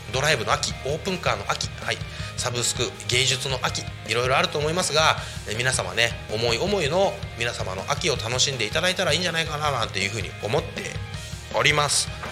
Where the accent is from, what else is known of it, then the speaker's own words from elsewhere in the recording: Koshigaya, Saitama, Japan; moved away as an adult; now in Tako, Japan; 僕のね地元である埼玉県越谷市